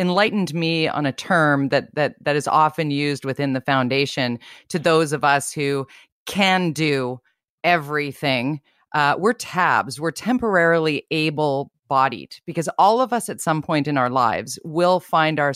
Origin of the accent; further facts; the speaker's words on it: Vancouver, British Columbia, Canada; I'm 52, born and raised in Vancouver